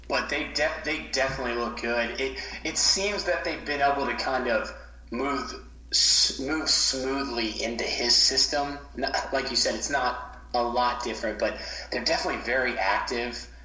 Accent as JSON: {"language": "English", "town": "Baton Rouge", "region": "Louisiana", "country": "United States", "tie": "born or raised there", "said": "growing up in Baton Rouge, LSU fan."}